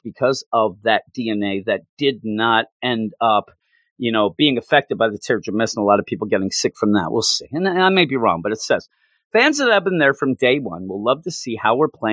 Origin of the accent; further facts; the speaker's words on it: Philadelphia, Pennsylvania, United States; I'm from the Philadelphia area